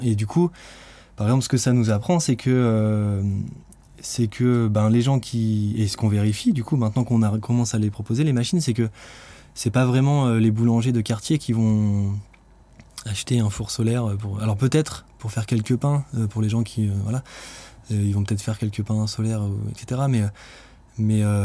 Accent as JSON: {"language": "French", "country": "France", "said": "en tant que Français"}